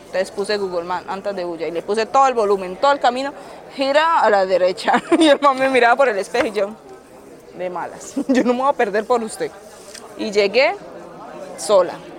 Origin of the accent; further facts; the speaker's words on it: Cúcuta, Norte de Santander, Colombia; moved away as an adult; also born or lived in Lugo, Spain; now in Murcia, Spain; Yo soy de Cúcuta